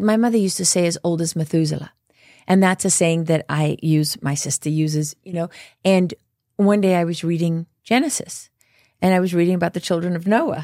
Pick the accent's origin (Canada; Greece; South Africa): South Africa; moved away; I grew up in South Africa